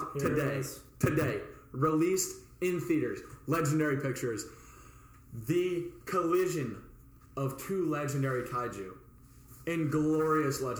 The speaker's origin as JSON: {"language": "English", "town": "Wilmington", "region": "North Carolina", "country": "United States", "tie": "born or raised there", "said": "my hometown of Wilmington"}